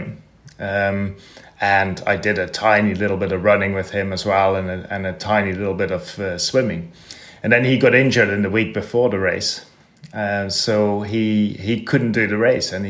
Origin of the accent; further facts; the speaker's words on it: Netherlands; So I grew up in Holland